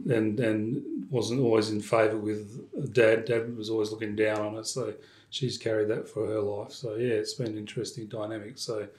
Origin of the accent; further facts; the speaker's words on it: Perth, Western Australia, Australia; also born or lived in Orange, New South Wales; I was born here in Perth, born in Melville, yes.